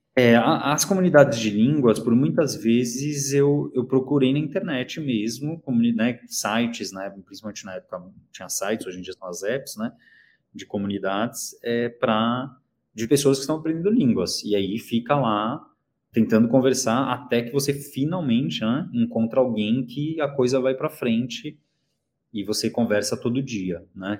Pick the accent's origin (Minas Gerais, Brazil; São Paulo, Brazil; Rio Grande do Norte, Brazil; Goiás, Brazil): São Paulo, Brazil; also born or lived in Cologne, Germany / South Korea; Eu moro em São Paulo, nasci em São Paulo, morei dois anos na Alemanha quando eu tinha 18 anos, em Colônia